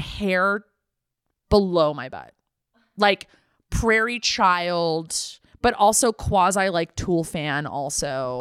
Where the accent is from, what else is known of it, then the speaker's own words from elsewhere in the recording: the San Fernando Valley, California, United States; growing up in the Valley